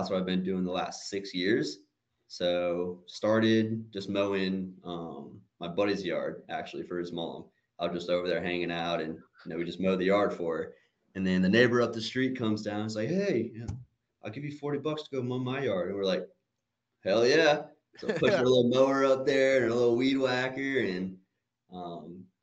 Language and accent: English; Woodstock, Georgia, United States; from Woodstock, Georgia, actually. Been born and raised here